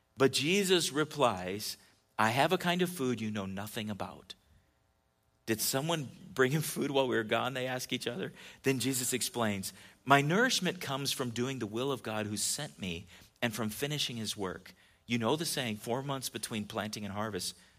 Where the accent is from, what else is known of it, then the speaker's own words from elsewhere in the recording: California, United States; moved away; when I was a kid growing up in California